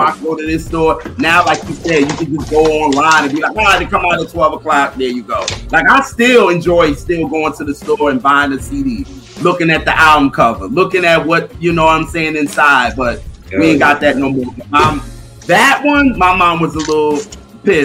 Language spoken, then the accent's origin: English; New York City, New York, United States; also born or lived in South Carolina; I'm from Brooklyn